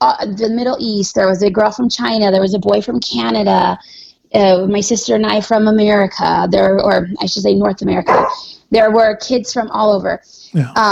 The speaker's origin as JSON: {"language": "English", "country": "Norway", "tie": "born or raised there", "also_born_or_lived": "Arizona, United States", "moved": "as an adult", "lives_now": "United States", "said": "So when I was a little kid, we moved to Norway. Basically, I grew up there. I spent almost 20 years of my life there"}